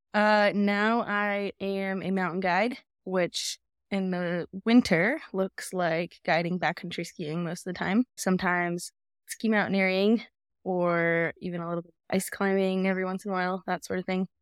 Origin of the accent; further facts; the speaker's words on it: Jackson, Wyoming, United States; also born or lived in Telluride, Colorado; I was not born here, but I was raised here. So I've been here for most of my life. And here I am, still in Tetons, still in Jackson